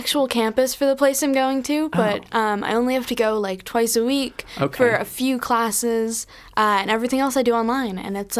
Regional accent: California, United States; also born or lived in Rockland County, New York; Yes, SoCal for life.

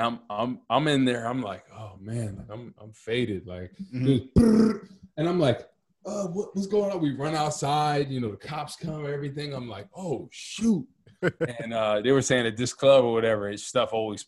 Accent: New Jersey, United States; I'm from Jersey

